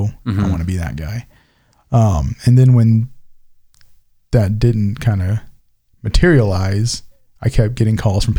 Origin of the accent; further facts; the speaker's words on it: San Antonio, Texas, United States; also born or lived in Nashville, Tennessee / Ainsworth, Nebraska; now in Nebraska, United States; I grew up in San Antonio, live in Nashville.